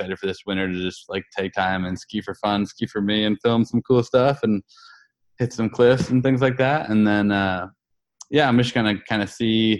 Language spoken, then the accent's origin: English; Bethel, Maine, United States; here in my hometown in Bethel, Maine.